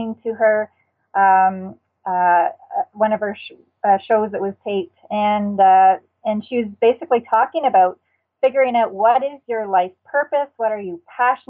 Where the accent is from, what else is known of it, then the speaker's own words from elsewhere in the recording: New Brunswick, Canada; I grew up in New Brunswick, Canada